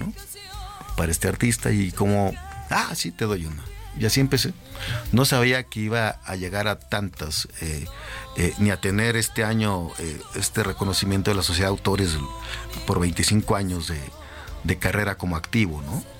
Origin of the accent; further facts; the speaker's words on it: Torreón, Coahuila, Mexico; moved away as an adult; yo soy de Torreón